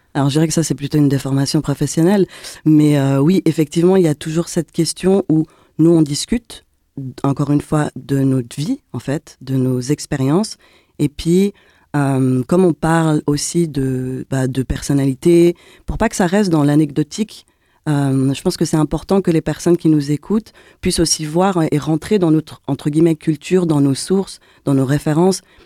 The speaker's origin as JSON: {"language": "French", "region": "Geneva", "country": "Switzerland", "said": "On est de Genève"}